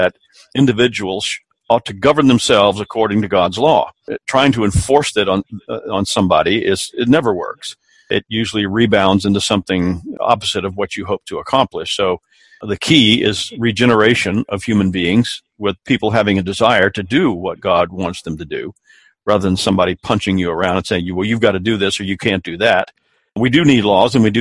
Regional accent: South Carolina, United States; I grew up here in South Carolina

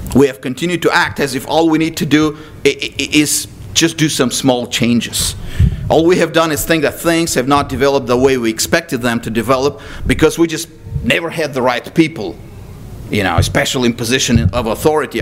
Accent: Texas, United States; as a Texan

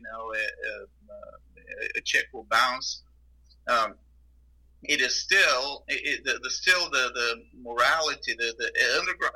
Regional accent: Bulgaria; moved away as an adult; now in Houston, United States; I was born in Bulgaria, which is in Southeast Europe, and I was born under communism and lived my first 19 years of my life under communism.

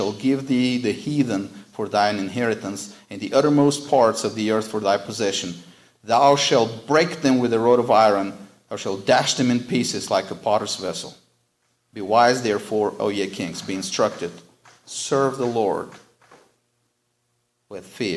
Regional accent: United States; as Americans and American Christians

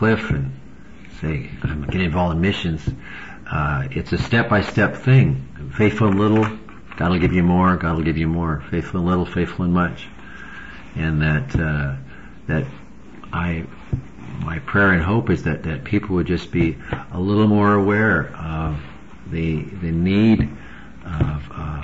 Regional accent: United States; as an American

